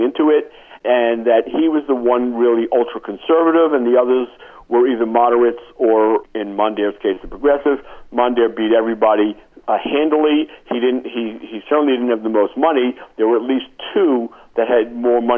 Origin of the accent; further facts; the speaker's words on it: New York, United States; I am from New York